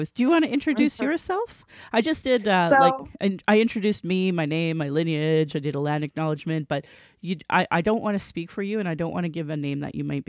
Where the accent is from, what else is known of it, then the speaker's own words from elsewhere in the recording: Calgary, Alberta, Canada; I was born in Calgary as … a very English name, which has afforded me privilege in an English colonial world. My mother is Northern Slavey Dene, or Saatu Dene